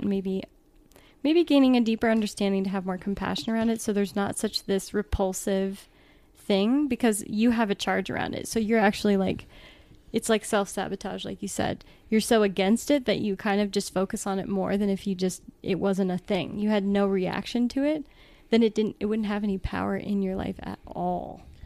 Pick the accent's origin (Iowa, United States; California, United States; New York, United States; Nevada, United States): California, United States; Southern; also born or lived in Southern Oregon; now in Oregon, United States; I grew up in Southern California